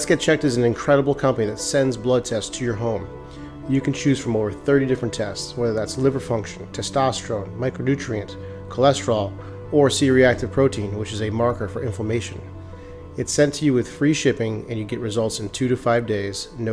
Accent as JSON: {"language": "English", "area": "Cape Cod", "region": "Massachusetts", "country": "United States", "tie": "born or raised there", "moved": "yes", "lives_now": "Florida, United States", "said": "I grew up in Massachusetts, like Cape Cod."}